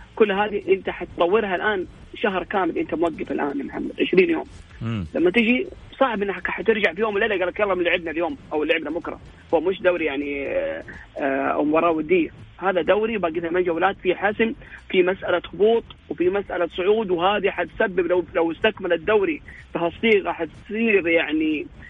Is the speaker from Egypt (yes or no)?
no; Saudi Arabia; عندنا في السعوديه